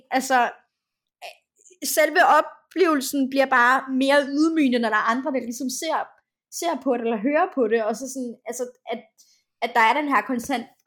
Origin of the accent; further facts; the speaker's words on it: Denmark; jeg sagde, jeg er fra Danmark, men jeg er, men jeg er rigtig asiat